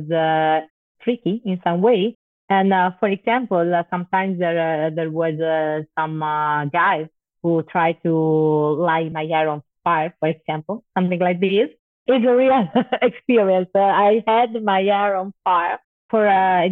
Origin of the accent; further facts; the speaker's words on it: Turin, Piedmont, Italy; I was born in Turin, in the north of Italy. Turin is a quite big city, but I grew up in a working class neighborhood.